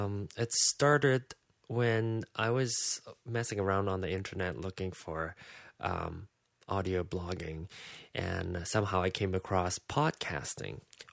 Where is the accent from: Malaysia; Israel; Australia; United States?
Malaysia; I'm from Malaysia.